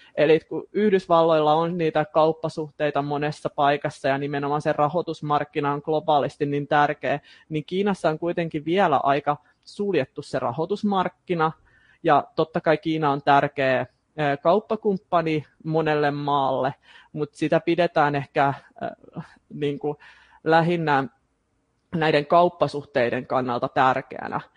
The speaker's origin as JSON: {"language": "Finnish", "town": "Turku", "region": "Southwest Finland", "country": "Finland", "said": "mä oon turkulainen, teen aika pitkälti etätöitä mun kotikonttorilla"}